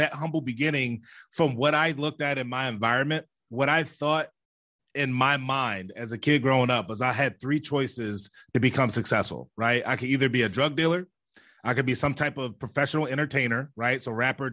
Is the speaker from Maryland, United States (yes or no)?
yes; Baltimore, Maryland, United States; I grew up in Baltimore City